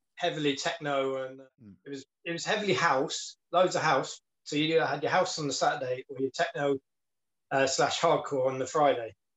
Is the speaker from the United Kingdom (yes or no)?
yes; Plymouth, South West England, United Kingdom; that's my hometown. Mm. That's where I grew